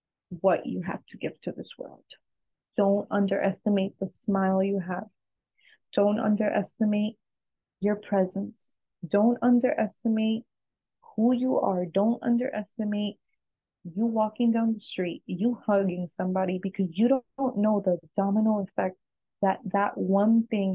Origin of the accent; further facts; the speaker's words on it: New York, United States; also born or lived in New Jersey / Ecuador; now in Florida, United States; I was born in New Jersey. I grew up in New York a few years, and then I moved to Florida. I also lived in Ecuador for a while when I got married.